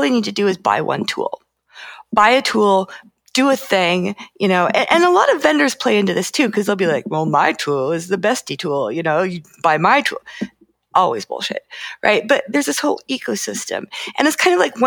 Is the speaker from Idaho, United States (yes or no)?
yes; Idaho, United States; I grew up in Idaho